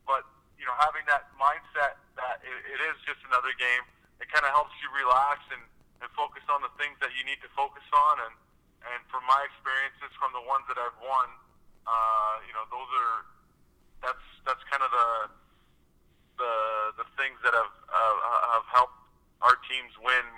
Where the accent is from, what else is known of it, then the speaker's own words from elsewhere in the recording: Vancouver, British Columbia, Canada; I was really loved and embraced by my hometown, just because I was an East Vancouver kid, kind of from, the real heart of Vancouver